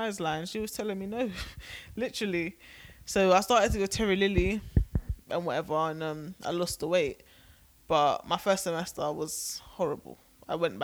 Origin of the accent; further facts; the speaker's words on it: England, United Kingdom; now in United States; I'm British